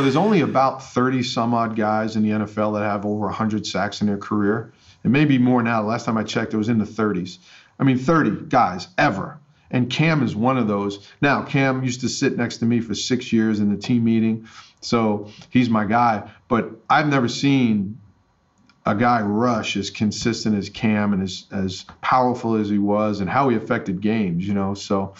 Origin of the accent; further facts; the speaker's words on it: Staten Island, New York, United States; When I tell people that I'm from New York City, they well, where? I'm like, well, Staten Island. And they're like, no, it's not New York. No, I said, it is. There's five boroughs, and we're one of them. But no, I love growing up there.